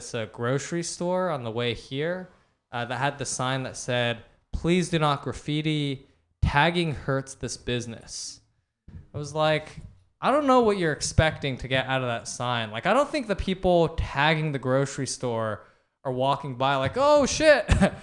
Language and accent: English; Palo Alto, California, United States; I'm from Palo Alto